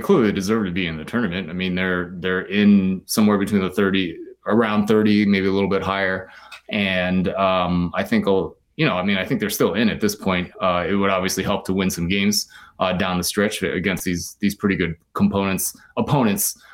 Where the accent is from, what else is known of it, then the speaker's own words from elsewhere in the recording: near Philadelphia, Pennsylvania, United States; moved away as an adult; also born or lived in Stanford, California; now in Ann Arbor, United States; I grew up near Philly